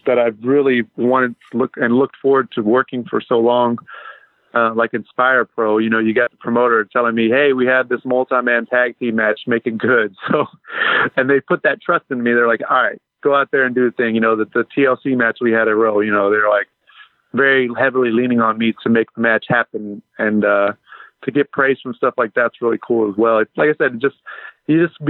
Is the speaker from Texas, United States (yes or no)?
yes; Abilene, Texas, United States; I grew up in Abilene as a big wrestling fan.